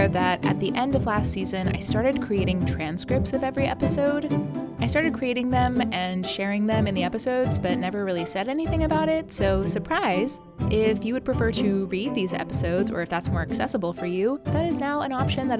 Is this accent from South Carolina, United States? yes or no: yes; South Carolina, United States; also born or lived in Kansas City, Missouri; now in New York City, United States; my hometown in South Carolina.